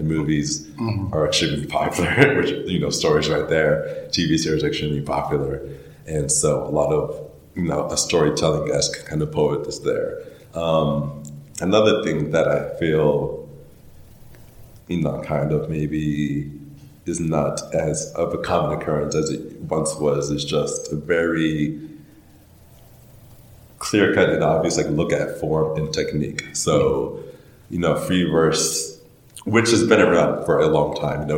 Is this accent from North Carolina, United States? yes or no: yes; Charlotte, North Carolina, United States; also born or lived in Wilmington, North Carolina / Philadelphia, Pennsylvania; By the time I was in second grade, I was in Charlotte through high school and everything